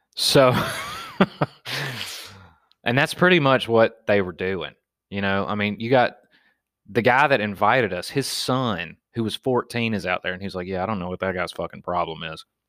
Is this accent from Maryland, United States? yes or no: no; Wetumpka, Alabama, United States; me growing up in Wetumpka, Alabama